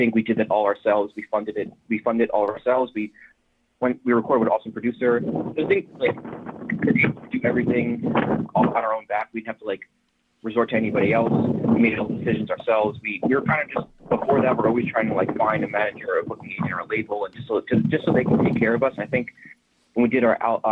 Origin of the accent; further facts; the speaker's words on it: New Jersey, United States; growing up in Jersey